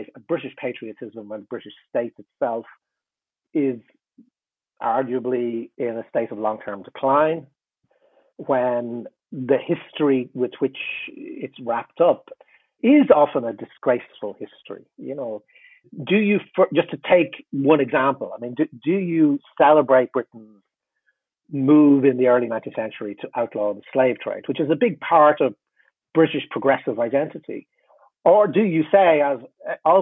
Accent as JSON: {"language": "English", "country": "Ireland", "said": "I'm in Ireland, I'm Irish"}